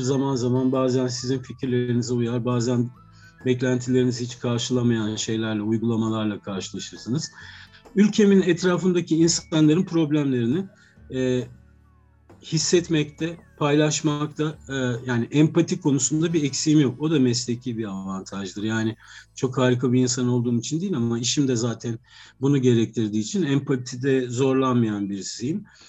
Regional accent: Ankara, Turkey; 70'li yıllarda çok küçükken Ankara'da e, Zengin Mutfağı'nı seyretmiştim.

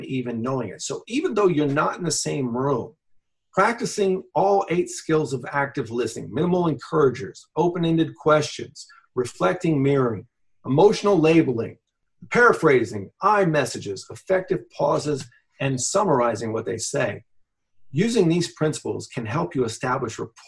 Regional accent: United States; growing up in America

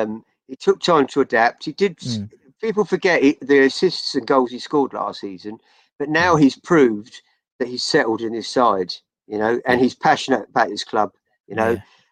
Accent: Chelmsford, East of England, United Kingdom; So I think it was because I grew up in Chelmsford.

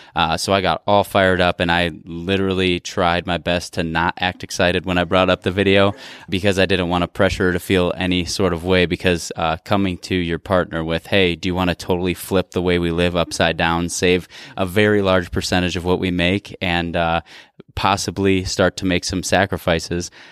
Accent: Midwest, United States; growing up in the Midwest and in a very blue collar background

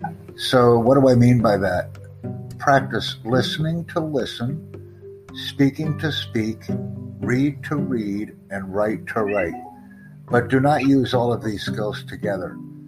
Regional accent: United States; first language English; I'm from the United States.

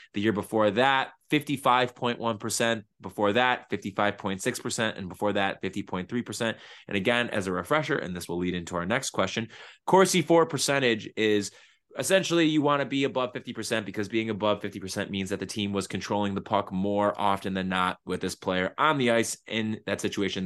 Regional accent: Buffalo, New York, United States; I'm also from South Buffalo

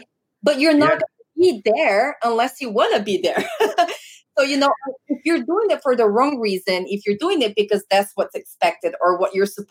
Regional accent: Brazil; first language Portuguese; English is a second language; moved away; I'm originally from Brazil

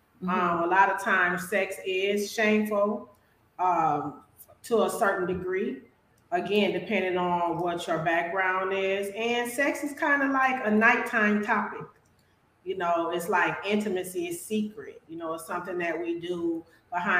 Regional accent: Milwaukee, Wisconsin, United States; now in Phoenix, United States; I'm from Milwaukee, Wisconsin, and now I'm located in Phoenix, Arizona.

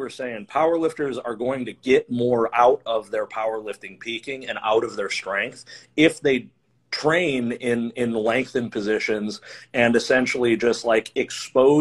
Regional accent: Flint, Michigan, United States; moved away as an adult; also born or lived in Ohio; I grew up in Flint

